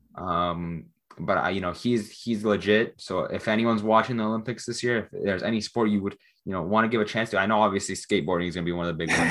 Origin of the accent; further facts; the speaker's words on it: Canada; especially as a Canadian